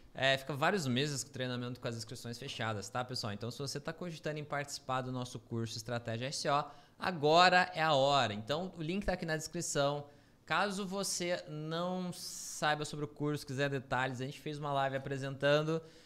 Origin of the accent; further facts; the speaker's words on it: Brazil; A gente é brasileiro